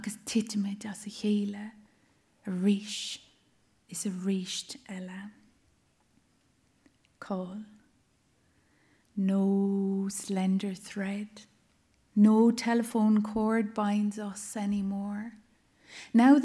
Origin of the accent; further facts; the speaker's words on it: Ireland; I grew up with a very strong sense of myself as both Irish and European